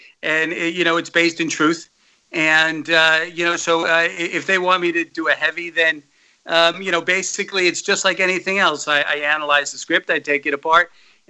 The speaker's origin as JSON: {"language": "English", "region": "New Jersey", "country": "United States", "also_born_or_lived": "New York City", "moved": "as an adult", "said": "I originally from New Jersey."}